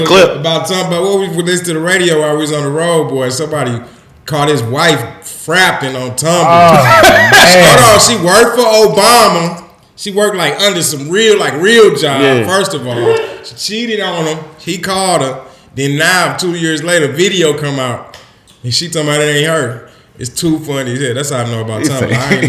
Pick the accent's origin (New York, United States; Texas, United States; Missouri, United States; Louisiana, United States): Missouri, United States; St. Louis; I'm from St. Louis and watch this.